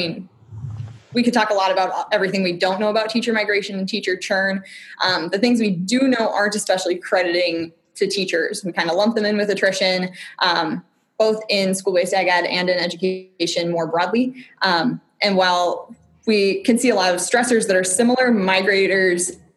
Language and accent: English; southern Wisconsin, United States; moved away as an adult; also born or lived in Minnesota; now in Oregon, United States; I grew up in southern Wisconsin on a dairy farm